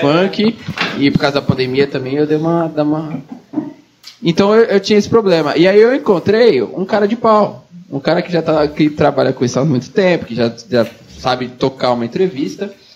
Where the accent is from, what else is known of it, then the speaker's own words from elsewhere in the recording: Santos, São Paulo, Brazil; moved away; eu sou de fora. Eu sou de Santos.